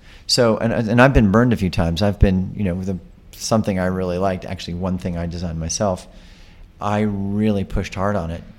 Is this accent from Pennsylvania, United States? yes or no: no; New York, United States; being a New Yorker